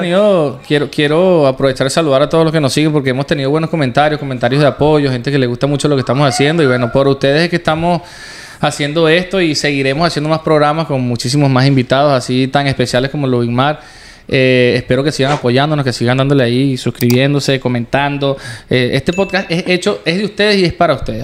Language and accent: Spanish; Venezuela; moved away; nuestra Venezuela